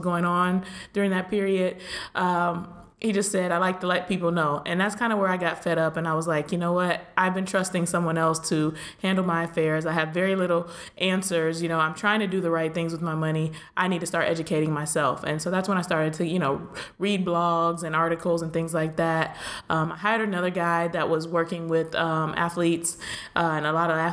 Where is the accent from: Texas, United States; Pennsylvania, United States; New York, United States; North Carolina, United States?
Pennsylvania, United States; moved away as an adult; also born or lived in Miami; I'm from Pennsylvania.